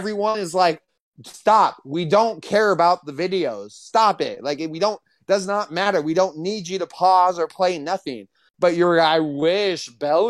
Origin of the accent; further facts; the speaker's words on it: California, United States; I'm a degenerate from California